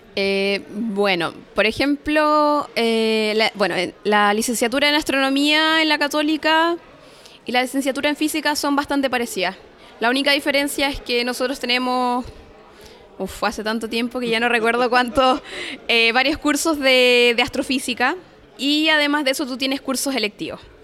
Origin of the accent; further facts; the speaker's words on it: Chile; moved away as an adult; yo me fui de Chile hace seis años